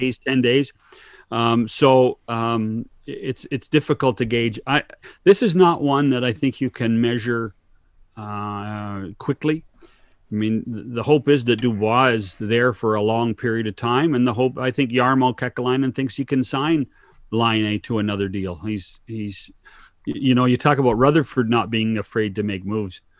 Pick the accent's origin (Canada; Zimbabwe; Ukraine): Canada; as a Canadian